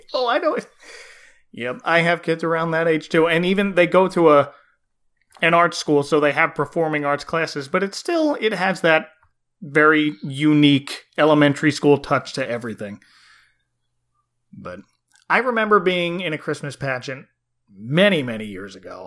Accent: New Jersey, United States; growing up in New Jersey

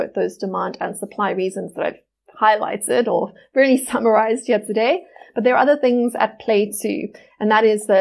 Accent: South Africa; as a South African

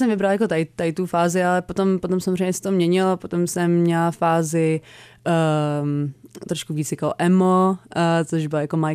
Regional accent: United States; born there; takže tím, že jsem se narodila v Americe

